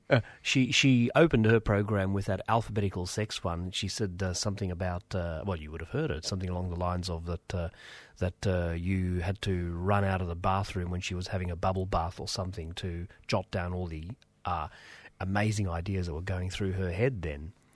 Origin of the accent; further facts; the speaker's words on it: Australia; English is a second language; I was born in Australia